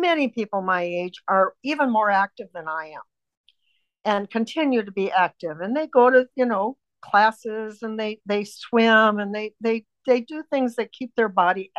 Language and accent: English; United States; I was raised in United States of America